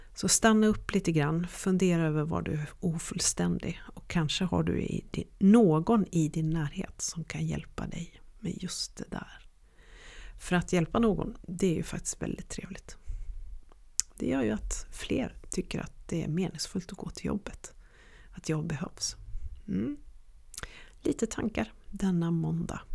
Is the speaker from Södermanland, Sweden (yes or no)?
no; Örnsköldsvik, Västernorrland County, Sweden; så växte jag upp i Övik och i den dialekten så pratar man